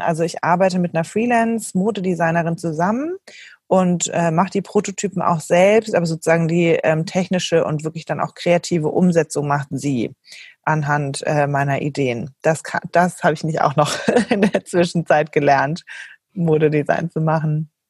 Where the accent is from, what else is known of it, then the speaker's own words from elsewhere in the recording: Germany; moved away as an adult; also born or lived in Switzerland / Berlin; bin aber gebürtige Deutsche